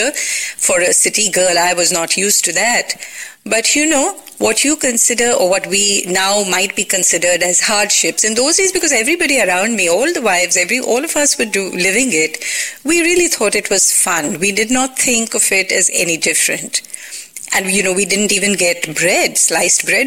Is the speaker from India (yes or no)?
yes; Mumbai, Maharashtra, India; moved away as an adult; also born or lived in Hindon, Uttar Pradesh; now in Goa, India; I was born and raised in Bombay